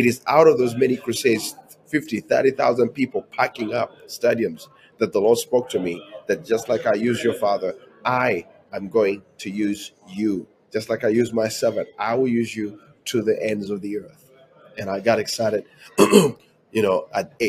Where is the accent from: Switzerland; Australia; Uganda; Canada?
Uganda; moved away as an adult; now in United States